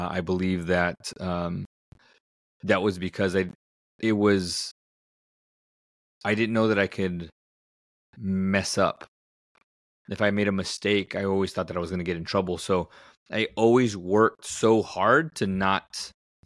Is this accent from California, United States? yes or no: yes; Southern California, United States; I grew up in Southern California, and growing up, we didn't have a whole lot